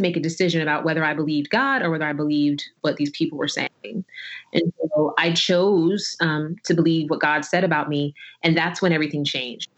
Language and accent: English; New Jersey, United States; I was born in the summer of 1982 in New Jersey